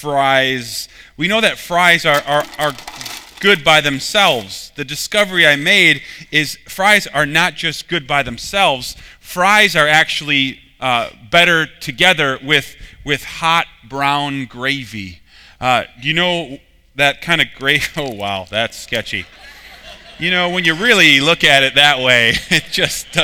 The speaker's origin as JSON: {"language": "English", "region": "Minnesota", "country": "United States", "said": "I'm from Minnesota"}